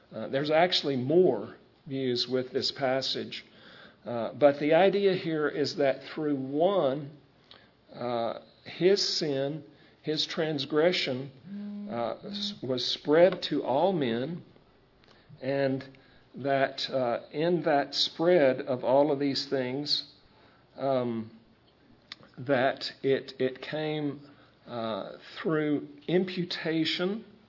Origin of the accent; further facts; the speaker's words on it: United States; we're American citizens